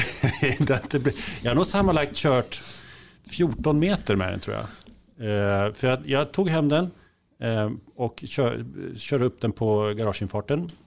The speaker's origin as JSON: {"language": "Swedish", "town": "Kisa", "region": "Östergötland", "country": "Sweden", "said": "hemma i Kisa"}